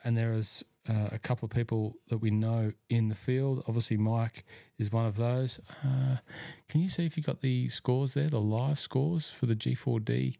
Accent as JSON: {"language": "English", "town": "Cessnock", "region": "New South Wales", "country": "Australia", "tie": "born or raised there", "moved": "yes", "said": "my hometown"}